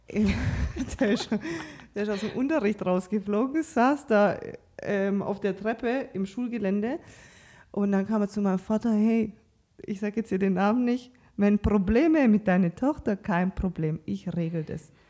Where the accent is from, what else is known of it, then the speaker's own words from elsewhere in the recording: Croatia; Also äh, ich komme ja auch aus Kroatien, du aus Kasachstan.